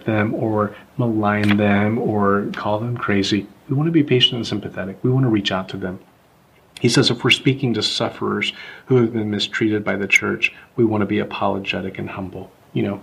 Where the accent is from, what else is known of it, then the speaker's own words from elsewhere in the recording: the South, United States; I grew up in the South and … was a boy's name, not a girl's name.